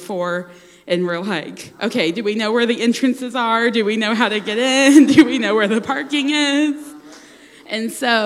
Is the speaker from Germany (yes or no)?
no; the South, United States; Growing up in the South, you have friends that go to church